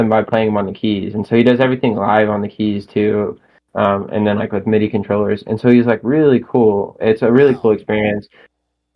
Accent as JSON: {"language": "English", "region": "Arkansas", "country": "United States", "said": "here in my home state"}